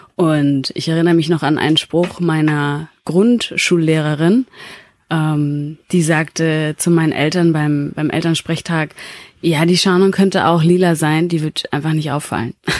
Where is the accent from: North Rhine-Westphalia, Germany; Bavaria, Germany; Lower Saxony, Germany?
Bavaria, Germany; also born or lived in Rubaga, Uganda; ich komme aus, äh, aus Bayern